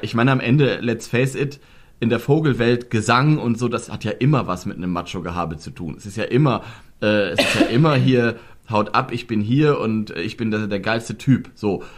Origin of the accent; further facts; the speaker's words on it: Germany; bei uns in Deutschland